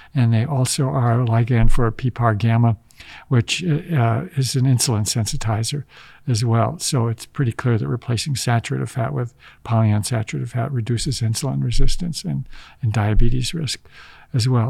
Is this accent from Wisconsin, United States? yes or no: yes; Wisconsin, United States; moved away; growing up in Wisconsin